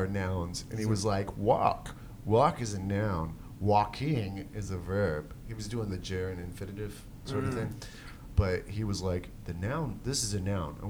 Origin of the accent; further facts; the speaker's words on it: United States; I'm American